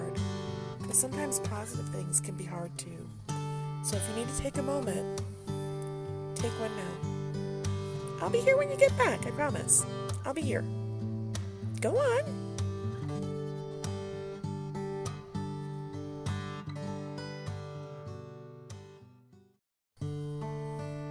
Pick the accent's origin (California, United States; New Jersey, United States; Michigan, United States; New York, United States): Michigan, United States; Detroit; accent: country twang; You can tell I'm from Detroit.